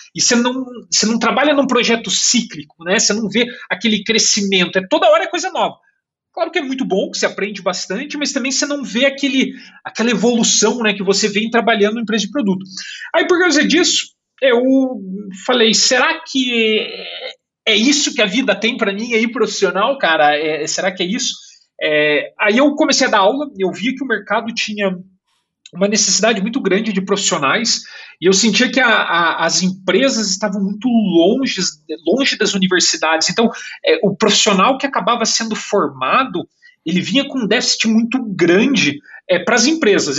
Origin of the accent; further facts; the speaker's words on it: Curitiba, Paraná, Brazil; moved away as an adult; also born or lived in São Paulo, Brazil / Berlin, Germany; now in Canada; eu nasci em São Paulo, mas cresci em Curitiba